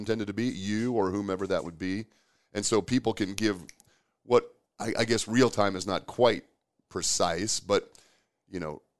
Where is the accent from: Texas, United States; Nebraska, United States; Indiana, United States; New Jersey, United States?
Nebraska, United States; Omaha; I actually have a kid I grew up with in Omaha many, many years ago who became a strength coach